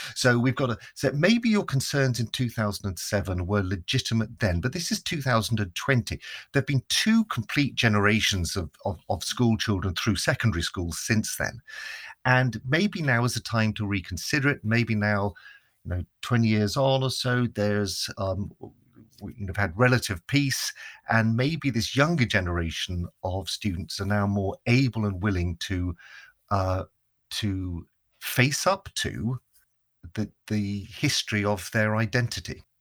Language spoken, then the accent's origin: English; Northern Ireland, United Kingdom; also born or lived in England; we moved to Northern Ireland